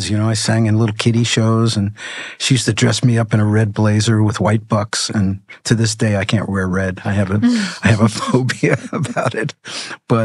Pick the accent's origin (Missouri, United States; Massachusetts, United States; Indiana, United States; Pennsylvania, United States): Pennsylvania, United States; also born or lived in New York; I grew up in a small town in Pennsylvania after we moved from New York